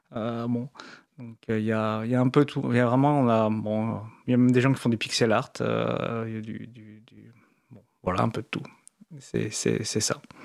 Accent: France; comme on est français

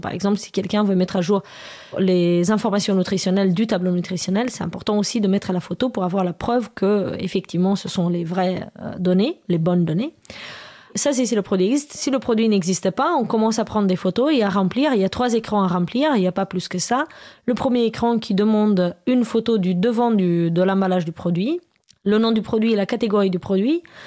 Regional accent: Romania; now in France; je viens de Roumanie à la base

